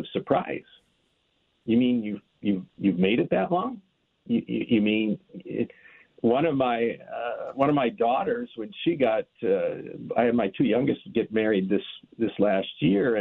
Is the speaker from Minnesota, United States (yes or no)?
yes; Minneapolis, Minnesota, United States; growing up in the Minneapolis-St. Paul area